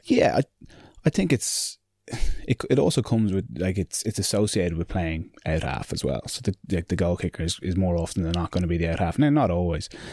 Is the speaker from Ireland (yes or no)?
yes; Ireland; it is an Irish thing that we, you know, we put each other down, we put ourselves down